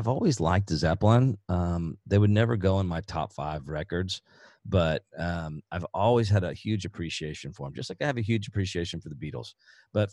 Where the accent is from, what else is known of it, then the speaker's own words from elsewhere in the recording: Houston, Texas, United States; I grew up in Houston